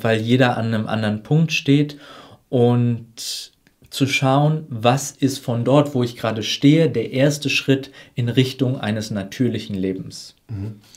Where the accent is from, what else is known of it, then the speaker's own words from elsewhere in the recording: Germany; wir als, gerade als Deutsche